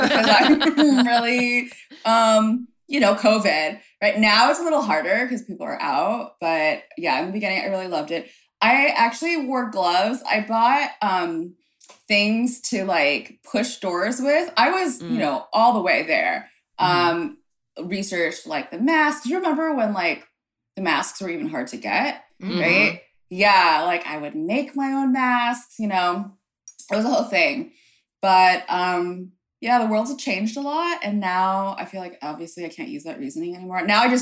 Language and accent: English; United States; so I'm Vietnamese American, and the concept of like Eastern community, like caring versus like individualistic Western community.